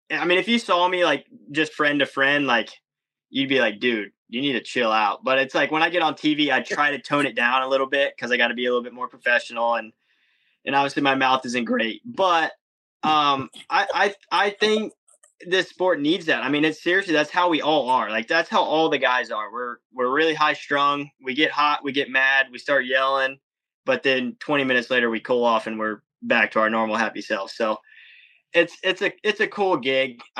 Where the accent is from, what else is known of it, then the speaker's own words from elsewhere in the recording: Texas, United States; So I don't I don't go around just because I'm from Texas wearing the cowboy hat and stuff.